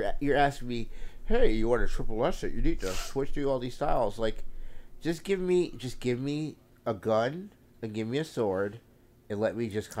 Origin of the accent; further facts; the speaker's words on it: Long Island, New York, United States; I'm from Long Island. I'm a genius.